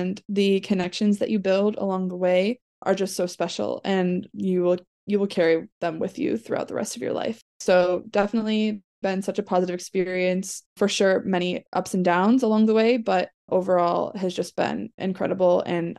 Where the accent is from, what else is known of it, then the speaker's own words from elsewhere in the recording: Illinois, United States; I am originally from the Chicagoland area.